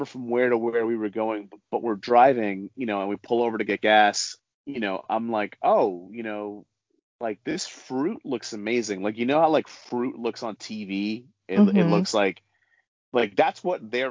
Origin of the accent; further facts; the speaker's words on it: New York, United States; so I grew up in New York